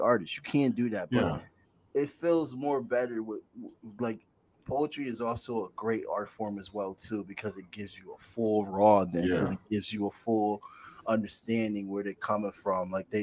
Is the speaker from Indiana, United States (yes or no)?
no; Bridgeport, Connecticut, United States; I grew up in Bridgeport, Connecticut on the east side